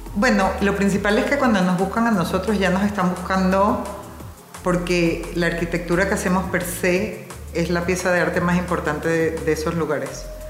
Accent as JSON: {"language": "Spanish", "country": "Venezuela", "also_born_or_lived": "New York, United States", "moved": "as an adult", "lives_now": "Mexico", "said": "Yo soy venezolana, Estudié mi carrera en Venezuela y me fui a vivir a Nueva York"}